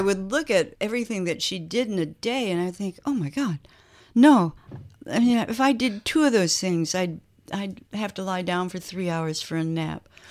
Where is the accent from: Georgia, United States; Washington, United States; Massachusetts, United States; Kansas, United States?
Kansas, United States; moved away as an adult; now in Chicago, United States; I grew up in Kansas, so still the Midwest, Chicago is where I moved when I was nineteen